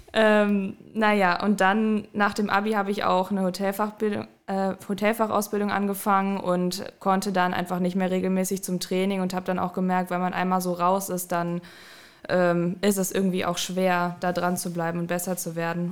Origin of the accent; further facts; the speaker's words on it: Düsseldorf, North Rhine-Westphalia, Germany; moved away as an adult; ich komme ursprünglich aus Düsseldorf, bin fürs Studium hier hingezogen